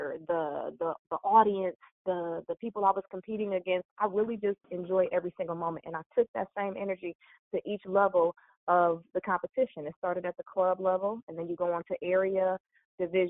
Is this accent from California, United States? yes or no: no; Cleveland, Ohio, United States; moved away as an adult; now in Houston, United States; I'm from Cleveland, Ohio.